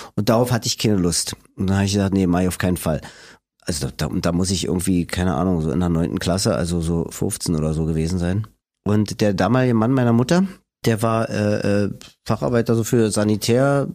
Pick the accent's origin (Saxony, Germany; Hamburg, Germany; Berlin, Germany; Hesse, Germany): Berlin, Germany; accent: Berlinisch; also born or lived in Friedrichshain, Berlin; Ich bin in Lichtenberg aufgewachsen